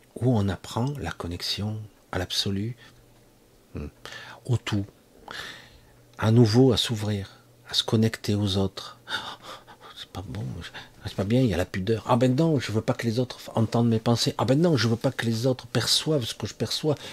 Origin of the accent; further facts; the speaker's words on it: France; en tant que Français